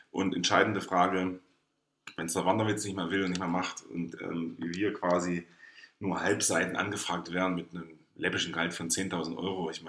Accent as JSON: {"language": "German", "region": "East Germany", "country": "Germany", "said": "habe ich überhaupt einen Einfluss darauf als ostdeutscher Bürger?"}